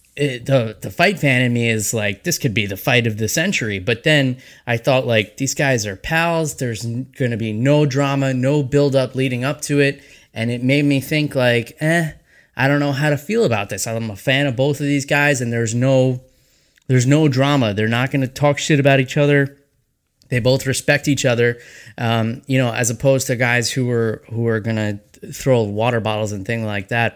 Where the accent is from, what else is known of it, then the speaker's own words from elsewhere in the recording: 20 minutes north of New York City, United States; I was actually born and raised in New York, just 20 minutes north of New York City